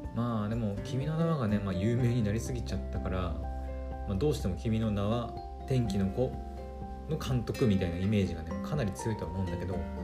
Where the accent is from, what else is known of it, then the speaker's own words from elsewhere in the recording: Aomori, Japan; 私の故郷青森県